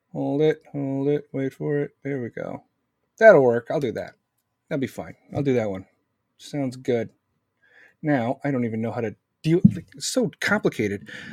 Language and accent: English; United States; I'm not from Israel. You see this fucking hat? This is America.